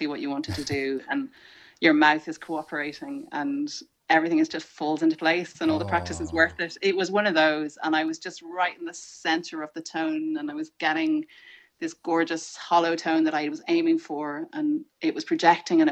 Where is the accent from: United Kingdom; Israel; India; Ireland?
Ireland; as an Irish person